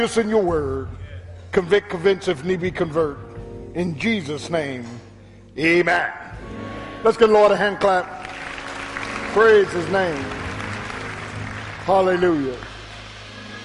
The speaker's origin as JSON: {"language": "English", "town": "Philadelphia", "region": "Pennsylvania", "country": "United States", "tie": "born or raised there", "said": "My 17 years growing up in South Philadelphia"}